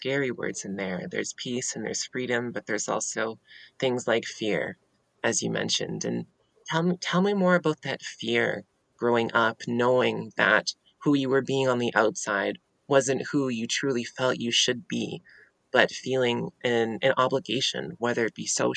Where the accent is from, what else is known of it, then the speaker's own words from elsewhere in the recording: Skidegate, British Columbia, Canada; now in Prince George, Canada; I am from Skidigit, Haida Gwai.